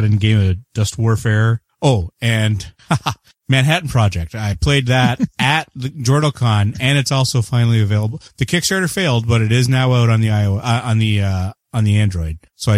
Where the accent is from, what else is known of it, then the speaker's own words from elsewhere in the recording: Canada; And I am the Canadian.